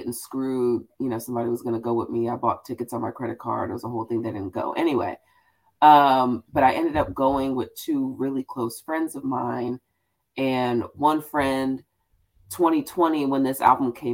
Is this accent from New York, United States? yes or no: no; Houston, Texas, United States; I'm a black girl from Houston